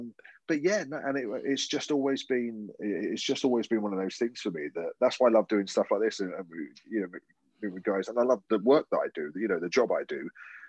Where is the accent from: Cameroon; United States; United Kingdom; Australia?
United Kingdom; Strood, South East England; accent: Estuary English; moved away as an adult; now in Leeds, United Kingdom; I was born in Kent, and I was actually born in the house that my parents lived in until I moved off to university. I grew up in a place called the Medway Towns, my nearest town was called Strood, but I lived in a place called Frinsbury.